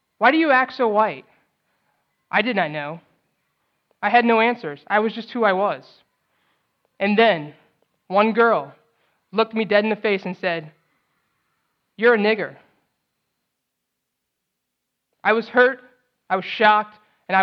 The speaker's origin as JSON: {"language": "English", "town": "St. Louis", "region": "Missouri", "country": "United States", "tie": "born or raised there", "also_born_or_lived": "New Orleans, Louisiana / Los Angeles, California", "said": "I was born in New Orleans. I moved to LA at 2, then moved to St. Louis at 8."}